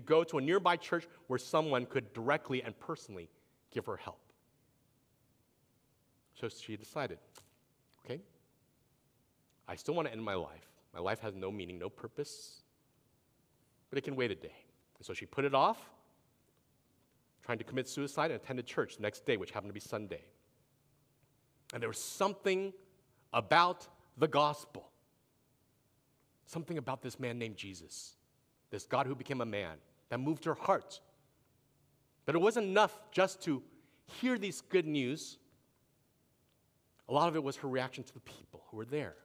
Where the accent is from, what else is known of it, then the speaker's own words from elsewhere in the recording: East Coast, United States; moved away; I grew up on the East Coast when I was younger